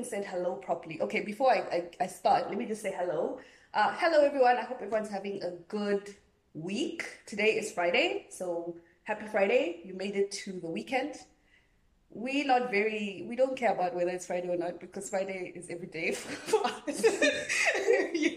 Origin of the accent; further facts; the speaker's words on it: South Africa; I'm a South African girl